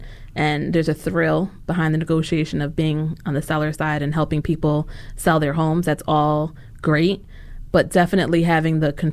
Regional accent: New York, United States; moved away as an adult; now in Philadelphia, United States; being a New Yorker

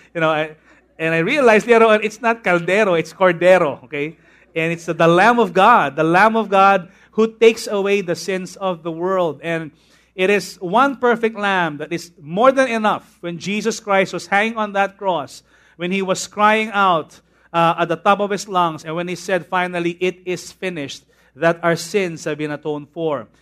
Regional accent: Tondo, Parañaque, Metro Manila, Philippines; When I was a young boy, when I was in Tondo, I used to go to Immaculate Conception Academy of Manila. And then we moved here in Paranaque, and I went to a school inside B F Homes called Manresa School.

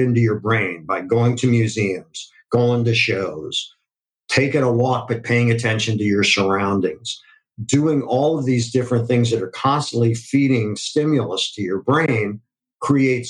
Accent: Akron, Ohio, United States; I grew up in Akron, Ohio

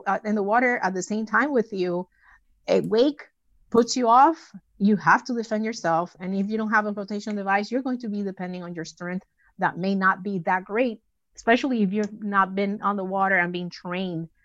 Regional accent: Puerto Rico; moved away; my hometown of Puerto Rico

